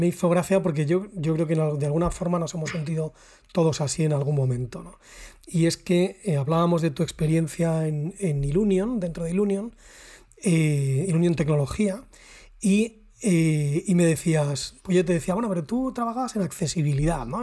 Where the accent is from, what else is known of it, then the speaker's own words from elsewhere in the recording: Salamanca, Castile and León, Spain; nosotros somos de Salamanca, Raúl y yo